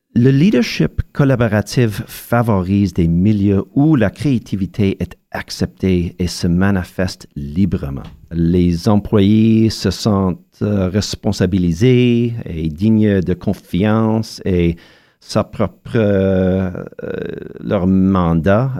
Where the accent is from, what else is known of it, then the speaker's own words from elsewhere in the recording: Montreal, Quebec, Canada; mon enfance à Montréal